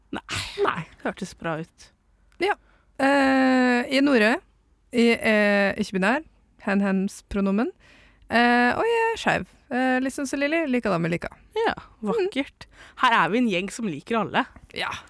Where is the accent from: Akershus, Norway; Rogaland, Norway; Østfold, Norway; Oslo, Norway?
Østfold, Norway; Indre; jeg er fra Indre Østfold